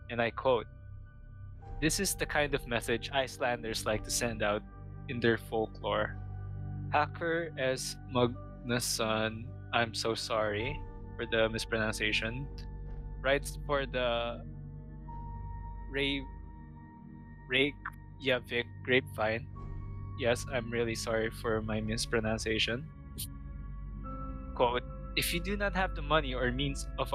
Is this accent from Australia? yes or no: no; Philippines; as a Filipino